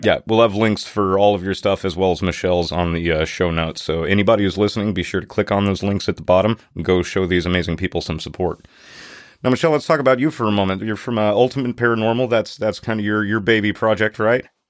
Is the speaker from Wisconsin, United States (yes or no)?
no; Natchez, Mississippi, United States; my hometown of Natchez, Mississippi